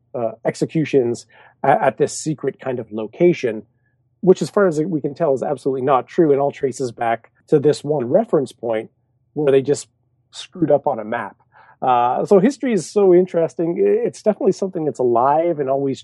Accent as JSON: {"language": "English", "country": "Canada", "said": "I'm Canadian"}